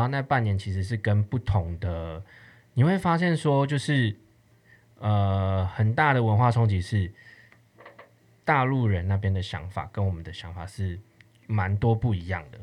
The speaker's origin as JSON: {"language": "Chinese", "country": "Taiwan", "said": "在我们台湾人听起来"}